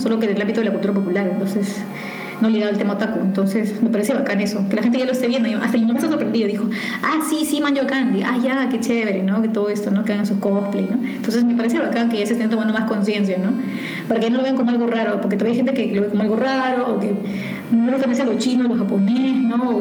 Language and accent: Spanish; Bellavista, Callao, Peru; yo nací en el Callao, en Bellavista